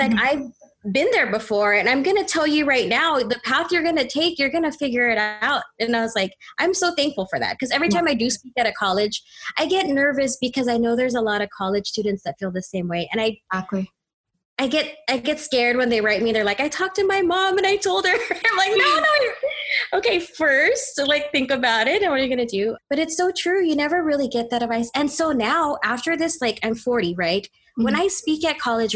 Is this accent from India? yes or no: no; Walnut, California, United States; I'm from Walnut, California